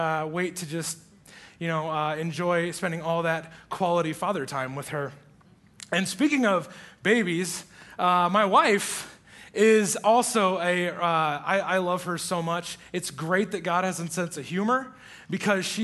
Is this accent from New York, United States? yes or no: no; Iowa, United States; moved away; I was born and raised in the greatest state in America, the state of Iowa